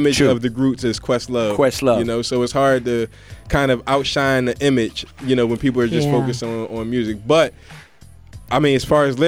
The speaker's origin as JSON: {"language": "English", "town": "Philadelphia", "region": "Pennsylvania", "country": "United States", "moved": "yes", "lives_now": "United Arab Emirates", "said": "I'm from Philadelphia"}